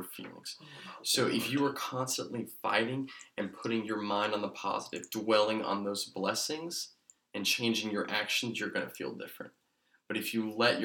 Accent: Asheville, North Carolina, United States; moved away as an adult; now in Cary, United States; James and I, we're both from Asheville, North Carolina.

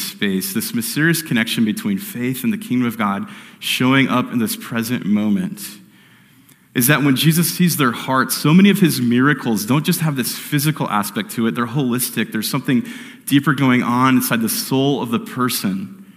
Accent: Phoenix, Arizona, United States; I grew up here in Phoenix

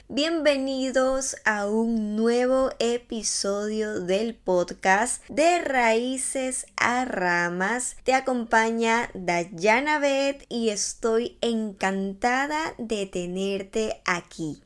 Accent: Ecuador; now in Barcelona, Spain; yo vivo en España hace algún tiempo, soy de Ecuador y bueno, volví a mi país de vacaciones después de tres años.

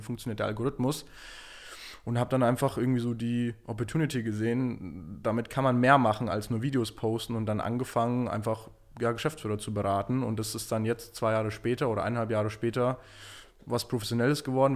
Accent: Munich, Bavaria, Germany; also born or lived in New York; ich komme ursprünglich aus München

